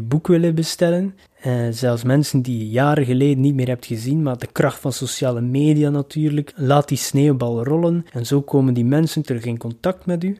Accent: Ostend, Flanders, Belgium; in mijn thuisstad, Oostende.

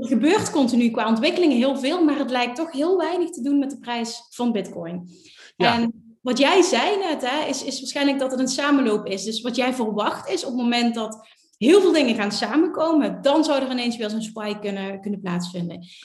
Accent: Netherlands; als Nederlander

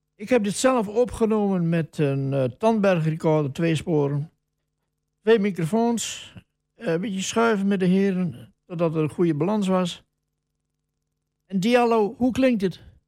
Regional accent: Wolvega, Friesland, Netherlands; now in Almelo, Netherlands; Ik ben geboren in Wolverga, dat was in negentien tweeënveertig. En toen stond ik als jongen van tien, stond ik altijd te kijken bij een café

